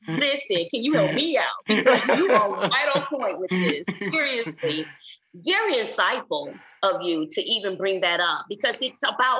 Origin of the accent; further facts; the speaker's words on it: Flint, Michigan, United States; now in Houston, United States; I'm from Flint, Michigan.